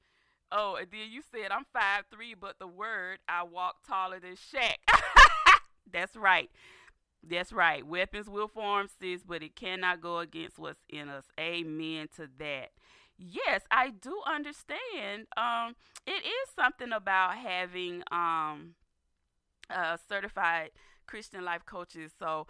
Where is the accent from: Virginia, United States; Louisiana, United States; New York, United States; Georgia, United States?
Georgia, United States; Dawson; That is my area where I was born and raised, in Dawson, Georgia